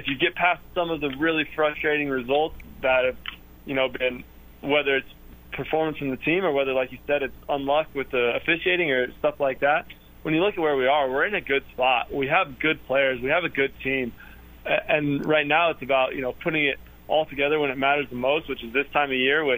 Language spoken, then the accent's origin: English; Denver, Colorado, United States; moved away; I'm from Denver, so Colorado Springs is maybe an hour and a half away from where I grew up